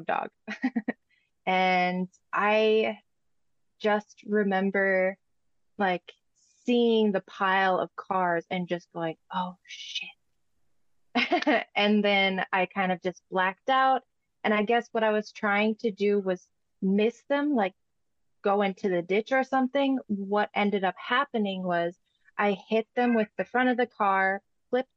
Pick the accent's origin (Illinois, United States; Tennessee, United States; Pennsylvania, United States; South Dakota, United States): South Dakota, United States; Sioux Falls; moved away; also born or lived in Northern California; I'm originally from Sioux Falls, South Dakota, and I would usually go back there to see family and friends